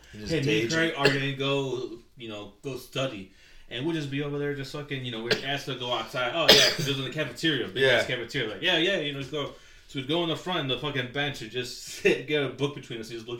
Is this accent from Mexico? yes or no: yes; Jalisco, Mexico; I'm from Jalisco.